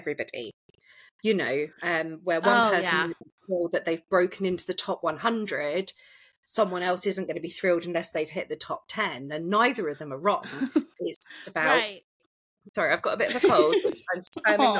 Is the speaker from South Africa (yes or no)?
no; United Kingdom; I'm British